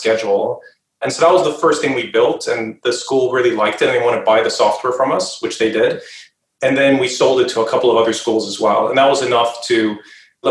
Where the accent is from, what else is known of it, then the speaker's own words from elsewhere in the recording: a suburb just outside of Stockholm, Stockholm County, Sweden; moved away as an adult; now in United States; I grew up in Sweden, in a suburb just outside of Stockholm.